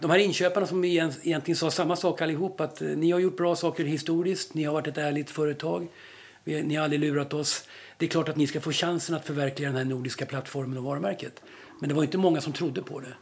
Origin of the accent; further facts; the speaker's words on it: Stockholm, Stockholm County, Sweden; i Vällingby, det området där jag växte upp